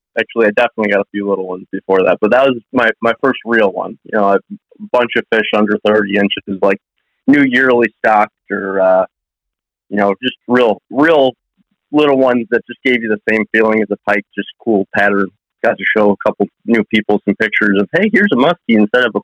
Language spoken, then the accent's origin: English; Illinois, United States; living in Illinois and growing up in Illinois